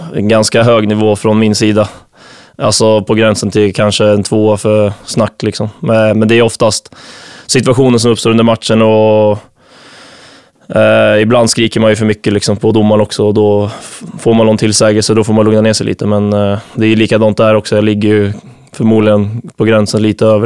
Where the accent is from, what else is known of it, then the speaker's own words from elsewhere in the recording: Nyköping, Södermanland, Sweden; moved away as an adult; now in Visby, Sweden; ute på Arnö i Nyköping, där jag kommer ifrån